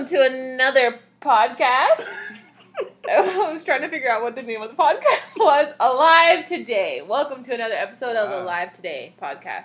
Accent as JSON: {"language": "English", "town": "Miami", "region": "Florida", "country": "United States", "also_born_or_lived": "Cooper City", "said": "I'm from Miami"}